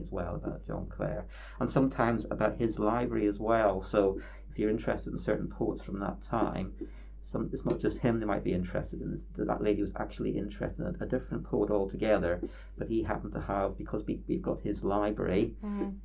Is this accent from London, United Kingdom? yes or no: no; Bangor, Northern Ireland, United Kingdom; now in Northampton, United Kingdom; I come from Bangor in Northern Ireland.